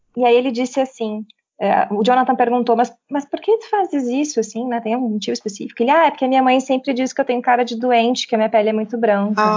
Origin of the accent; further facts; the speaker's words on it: Brazil; now in Portugal; eu sei que sou nascida na América Latina, mas hoje eu vivo aqui há cinco anos